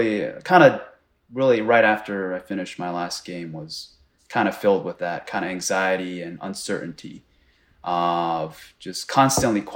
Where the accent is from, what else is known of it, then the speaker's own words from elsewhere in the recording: Japan; moved away; where I was born in Japan